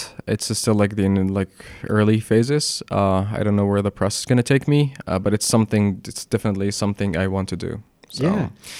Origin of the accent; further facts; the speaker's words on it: Alexandria, Alexandria Governorate, Egypt; moved away as an adult; also born or lived in Kuwait / Gulf countries / Philadelphia; now in New York, United States; I grew up in Alexandria.